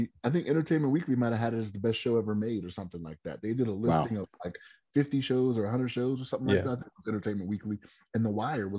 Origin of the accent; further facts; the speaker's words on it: Maryland, United States; moved away; So I'm originally from Maryland, right?